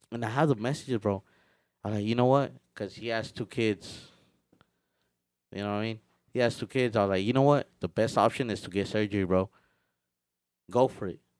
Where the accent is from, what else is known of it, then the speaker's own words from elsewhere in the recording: Mexico; it was painful como de, o sea, uno como mexicano, you know, no quiere ni escuchar uh, ah, música